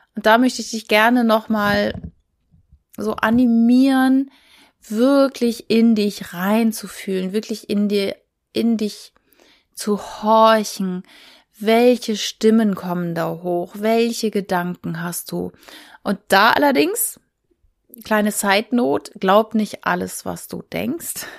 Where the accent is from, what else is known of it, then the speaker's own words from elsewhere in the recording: Schleswig-Holstein, Germany; ich komme aus Schleswig-Holstein